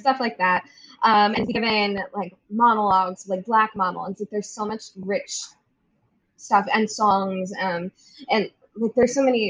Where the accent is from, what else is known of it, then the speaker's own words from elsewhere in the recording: Maryland, United States; now in New York, United States; we're from Maryland